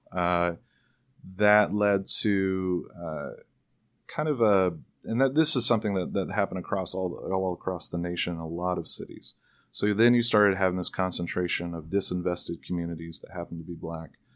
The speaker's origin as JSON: {"language": "English", "region": "the South", "country": "United States", "tie": "born or raised there", "moved": "yes", "lives_now": "Seattle, United States", "said": "I grew up in the South"}